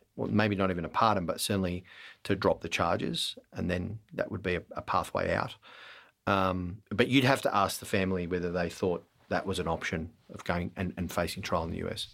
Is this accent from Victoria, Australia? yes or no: yes; Melbourne, Victoria, Australia; I was born in Melbourne